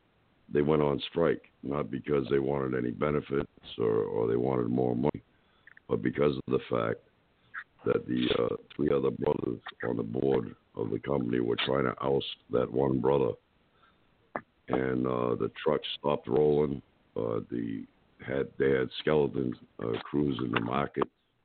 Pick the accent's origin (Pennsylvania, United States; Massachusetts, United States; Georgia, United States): Massachusetts, United States; now in Lake Wales, United States; I live in Lake Wales, Florida right now, but I moved from Massachusetts. You know, as a Massachusetts resident, there was a matzke basket.